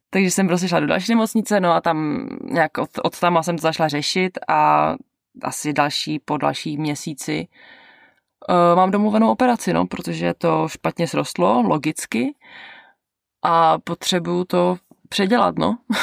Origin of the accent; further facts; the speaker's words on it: Czechia; moved away as an adult; also born or lived in Canada; now in New Zealand; do toho Česka jako domů